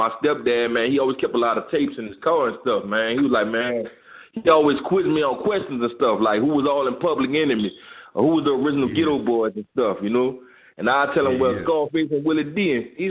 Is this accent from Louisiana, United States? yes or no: yes; New Orleans, Louisiana, United States; now in Houston, United States; Man, I was born in New Orleans, Louisiana. You know, I came to Houston right after Katrina. But I also go back and forth. I go home like twice a month. You know, I can't forget where I come from, man.